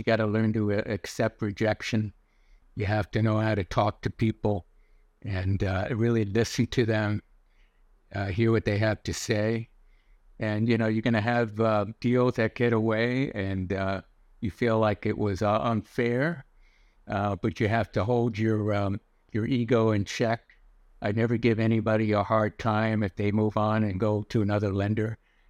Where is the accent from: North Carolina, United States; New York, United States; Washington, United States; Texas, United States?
New York, United States; New York City; I wanted to be a banker because I grew up in the New York City area. My dad was in Wall Street.